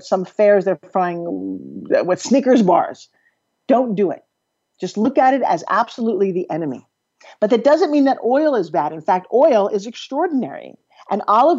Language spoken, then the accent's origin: English; New York, United States; moved away; I'm from New York. I don't know if you could tell by how fast I talk and a little bit of my accent comes across when I'm really tired